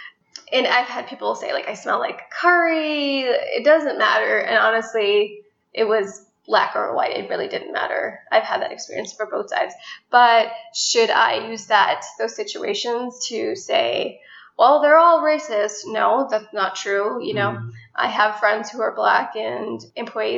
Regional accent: New York, United States; I know New York. I grew up there.

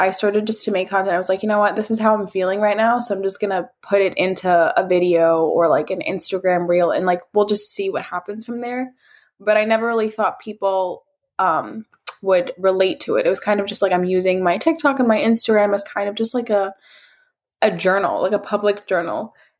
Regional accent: Iraq; accent: Iraqi; I mean, my accent is pretty like harsh. The Iraqi accent gets a bad rep for being harsh, but I don't find it harsh.

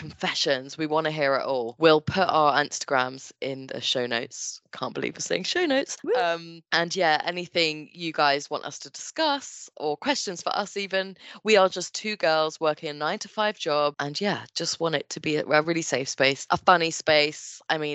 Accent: Henley, United Kingdom; moved away as an adult; also born or lived in Brighton; I moved away from Henley

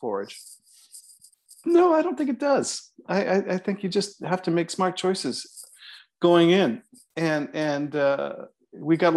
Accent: Toronto, Ontario, Canada; you can tell I'm from Toronto because I said Toronto

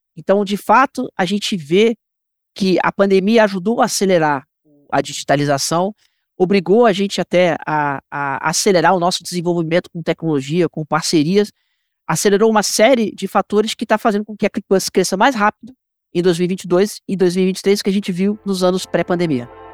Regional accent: Rio de Janeiro, Brazil; now in São Paulo, Brazil; Eu sou, sou carioca, moro em São Paulo

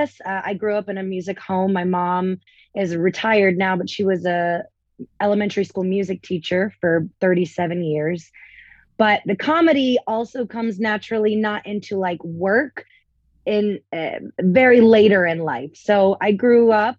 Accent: Tampa, Florida, United States; moved away as an adult; also born or lived in Orlando, Florida; now in Las Vegas, United States; I'm originally from Florida. I was born and raised in Tampa.

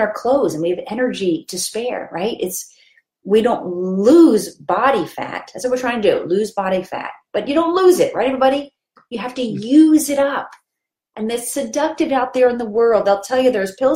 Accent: Philadelphia, Pennsylvania, United States; I grew up in Philadelphia

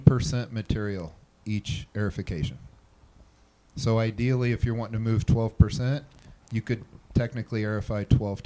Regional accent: Kansas City, United States; I'm from Kansas City.

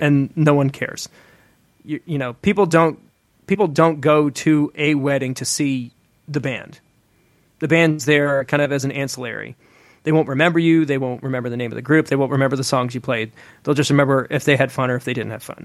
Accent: Atlanta, Georgia, United States; moved away as an adult; also born or lived in Nashville; get plugged back into the Atlanta music scene when I moved, you know, when I moved home from Nashville

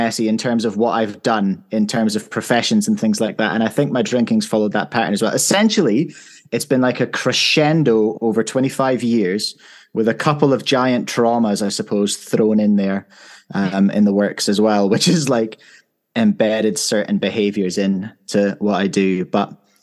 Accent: northeast of Scotland, United Kingdom; moved away as an adult; now in Lyttelton, New Zealand; I was born and raised in the northeast of Scotland, moved here in 2012.

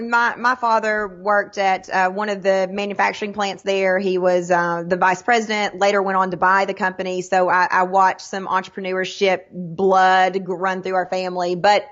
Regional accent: Sweetwater, Tennessee, United States; accent: Southern; I was born and raised in Sweetwater, Tennessee, which is a little bitty town between Knoxville and Chattanooga, hence the accent.

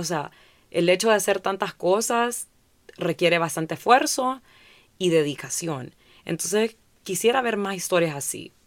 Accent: Honduras; crecer como hondureños en esta industria

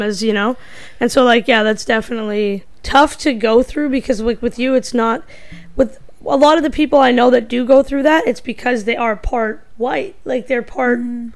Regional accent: Canada; I'm Indian, but I grew up in North America instead of India

